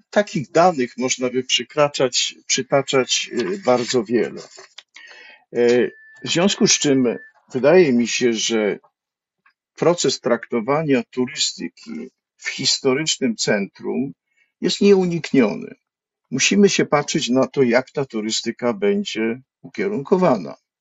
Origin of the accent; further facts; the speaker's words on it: Kraków, Lesser Poland, Poland; wychowałem się na Starym Mieście na Floriańskiej